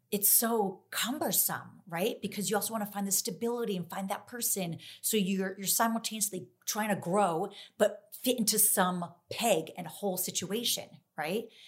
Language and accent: English; New Jersey, United States; I'm from New Jersey